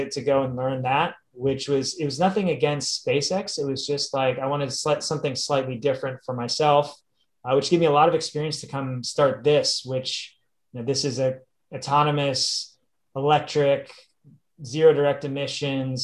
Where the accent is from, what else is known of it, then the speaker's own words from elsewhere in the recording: Pennsylvania, United States; moved away; also born or lived in Ohio / California; I grew up in Pennsylvania